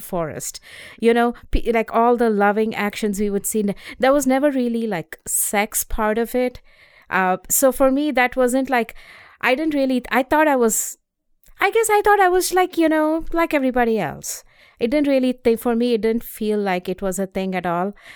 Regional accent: India; moved away as an adult; also born or lived in North Carolina; now in Boston, United States; I grew up in India.

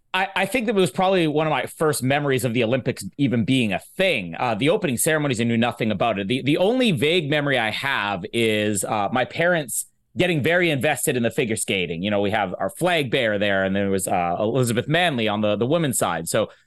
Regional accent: Canada; I'm in, can you tell from the accent? I'm from Canada, okay?

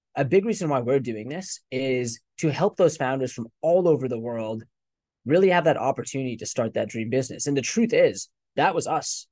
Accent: United States; also born or lived in England / India (ancestry); when I was six years old, they decided to immigrate to the U S.

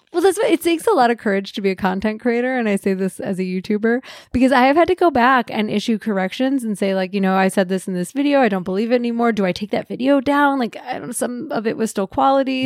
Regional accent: Midwest, United States; I grew up in the Midwest

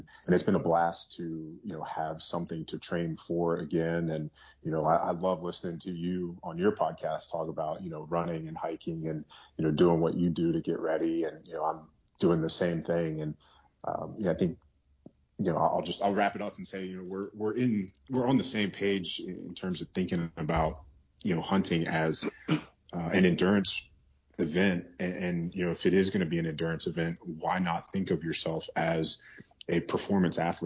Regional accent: Virginia, United States; I'm in Virginia right now. I grew up in Virginia.

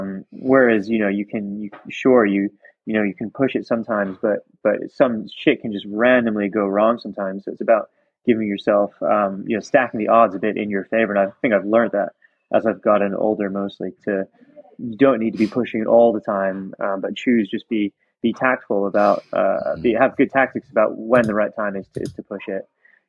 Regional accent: South East England, United Kingdom; also born or lived in Virginia, United States; So originally I was born in Virginia in the US and I didn't ski there, but then I moved when I was 11 with my family to the southeast of England near Brighton.

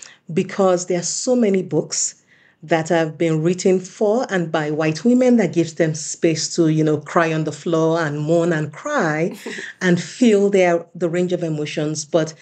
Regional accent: United States; And one thing about living in Europe, because I am a Nigerian American, I am an American citizen as well as a Swedish citizen, and I've spent lengths of times in both cultures, right?

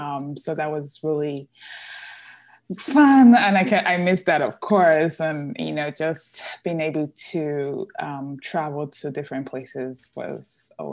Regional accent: Nigeria; born there; I grew up, well, I was born in Nigeria. I grew up a lot of in different countries. My dad, he is an engineer for oil company.

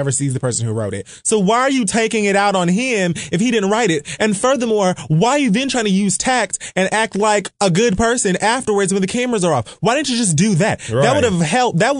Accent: Miami, Florida, United States; I'm from Miami, Florida

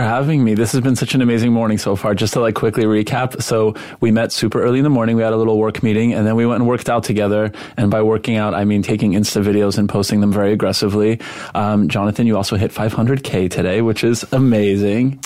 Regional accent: Montreal, Quebec, Canada; first language Polish; English is a second language; now in United States; I was raised in Montreal

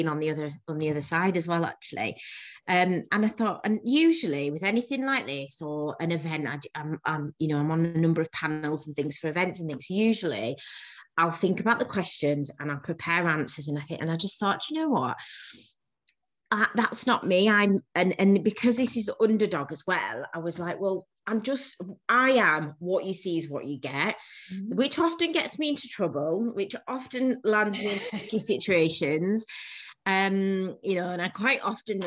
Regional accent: Bradford, Yorkshire and the Humber, United Kingdom; also born or lived in Manchester / Leeds; I'm a northerner. Yorkshire born and bred. I was born in Bradford

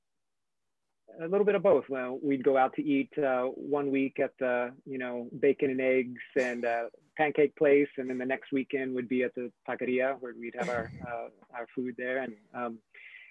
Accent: Corpus Christi, Texas, United States; I'm born and raised in Corpus Christi, Texas, down in South Texas, off the Gulf of Mexico

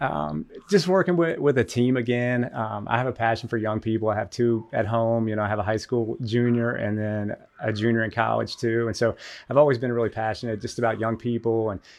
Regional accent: Martinsville, Virginia, United States; also born or lived in Roanoke, Virginia; I was born in Roanoke, grew up in Martinsville

